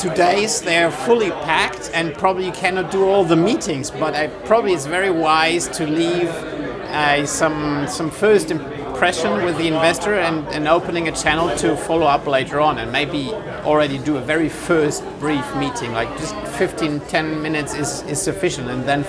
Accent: Hesse, Germany; from the Rhine-Main area in Germany

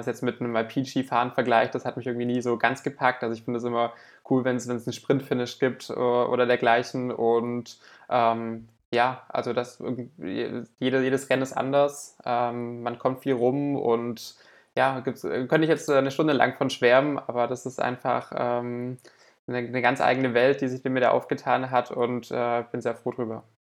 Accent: Southern Germany, Germany; bei uns im Süden von Deutschland

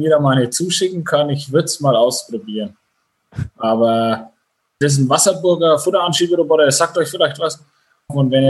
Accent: Bavaria, Germany; also ich komme aus Bayern, da sind wir bekannt für unsere Weißwürste.

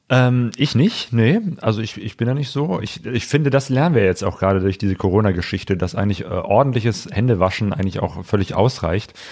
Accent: Germany; als Deutscher

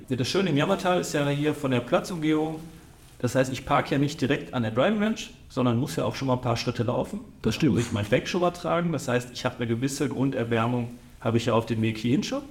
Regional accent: Datteln, North Rhine-Westphalia, Germany; als gebürtiger Dattelner

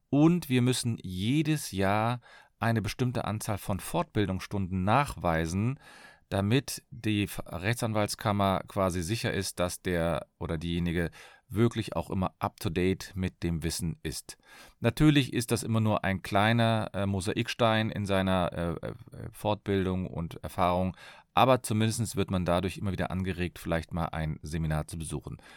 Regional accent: Cologne, North Rhine-Westphalia, Germany; ich bin Fachanwalt für Familienrecht, ich komme aus Köln

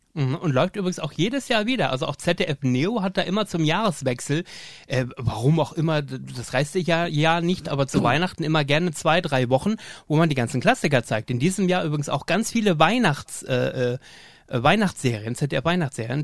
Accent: Emden, Lower Saxony, Germany; ich bin ja in Emden aufgewachsen

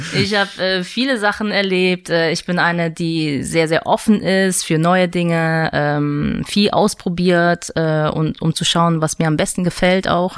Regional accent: Mönchengladbach, North Rhine-Westphalia, Germany; also born or lived in Seoul, South Korea; now in Düsseldorf, Germany; geboren bin ich in Südkorea, ja. in Seoul. Bin mhm. dann mit sieben Jahren nach äh, Deutschland gezogen und genau, äh, habe in Mönchengladbach äh, meine Schule auch beendet

